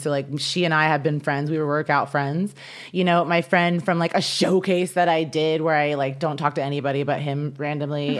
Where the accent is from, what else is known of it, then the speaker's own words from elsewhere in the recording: Midwest, United States; now in Los Angeles, United States; growing up in the Midwest